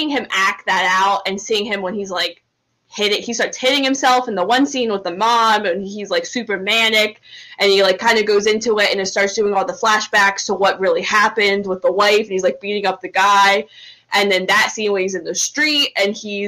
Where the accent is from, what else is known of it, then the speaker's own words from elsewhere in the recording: New Jersey, United States; I grew up in South Jersey, like 40 minutes from Philly